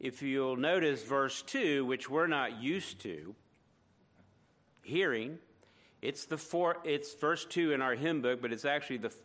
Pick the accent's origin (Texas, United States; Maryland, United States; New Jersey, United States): Maryland, United States; near Fort McHenry, Baltimore; Fort McHenry near my hometown